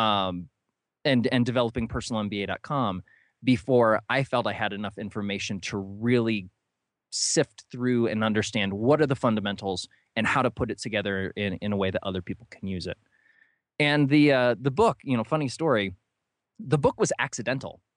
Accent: New London, Ohio, United States; I grew up in a very small town, uh, called New London in, in northern Ohio.

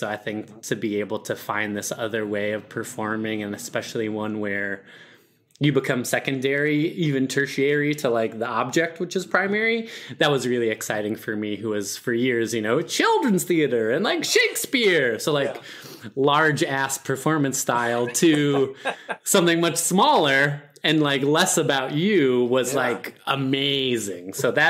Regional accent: Perry, New York, United States; In Perry, New York, a very tiny town in between Buffalo, Rochester, where there are more cows than humans. So super rural, didn't know what theater was growing up.

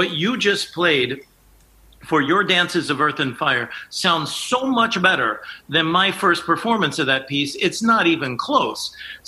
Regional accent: San Antonio, Texas, United States; I was raised in San Antonio, Texas as an Air Force brat.

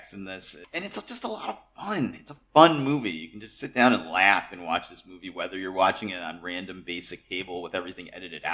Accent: Northeast, United States; I grew up in the Northeast, so we used to get New York City channels

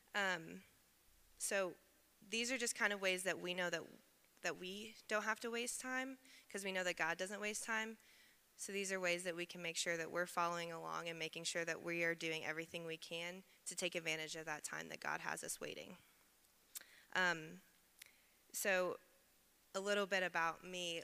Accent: Evansville, Indiana, United States; moved away as an adult; I'm originally from Evansville, Indiana, so about three hours southwest

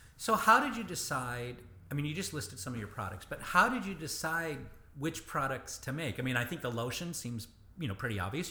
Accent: Michigan, United States; I grew up in Michigan

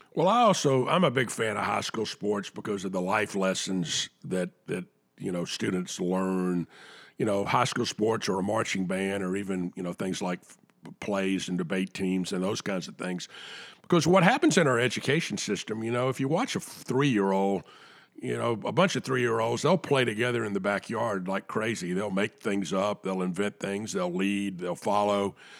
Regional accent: Atlanta, Georgia, United States; I'm an Atlanta boy. Uh, I grew up in Atlanta

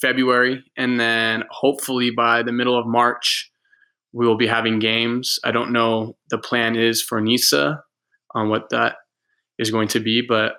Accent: Murrieta, California, United States; moved away as an adult; also born or lived in Bay Area, California / Denmark; I'm from Marietta, California

